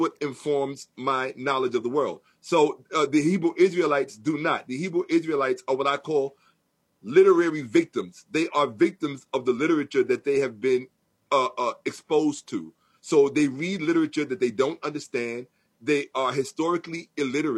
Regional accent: New York City, New York, United States; I'm from New York, born and raised

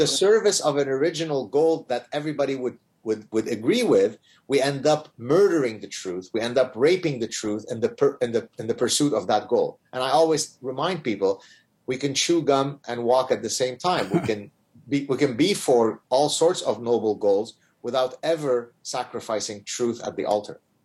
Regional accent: Lebanon; now in Montreal, Canada; growing up in Lebanon

